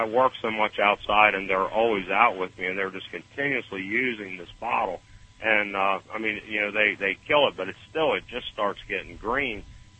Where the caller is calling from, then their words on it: Stuart, Florida, United States; I'm in Florida.